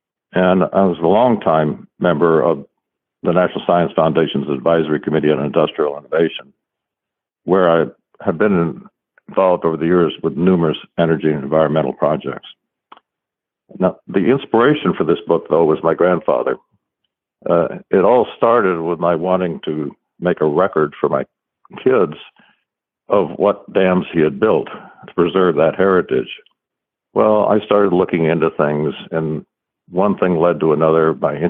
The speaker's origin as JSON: {"language": "English", "town": "Paducah", "region": "Kentucky", "country": "United States", "tie": "born there", "said": "I was born in Paducah, Kentucky"}